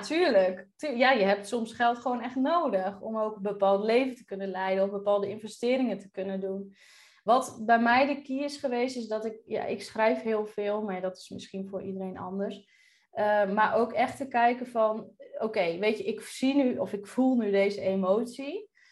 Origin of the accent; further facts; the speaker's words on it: Drenthe, Netherlands; moved away as an adult; also born or lived in Groningen; now in Curaçao; opgegroeid in Drenthe.